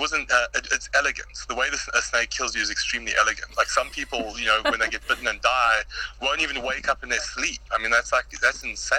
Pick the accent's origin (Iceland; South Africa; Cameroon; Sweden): South Africa; Earliest memories as a kid in South Africa was, there's a baboon that was actually shot at our school